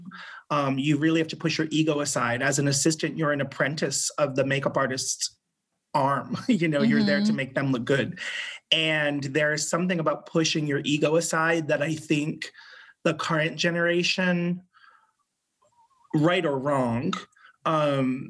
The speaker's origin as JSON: {"language": "English", "region": "Rhode Island", "country": "United States", "tie": "born or raised there", "moved": "yes", "said": "I grew up in Rhode Island, which is the smallest of the 50 states"}